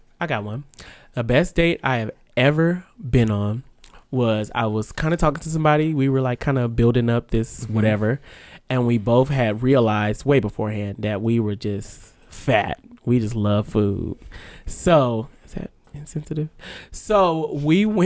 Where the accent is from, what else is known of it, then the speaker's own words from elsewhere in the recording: Vallejo, California, United States; my hometown of Vallejo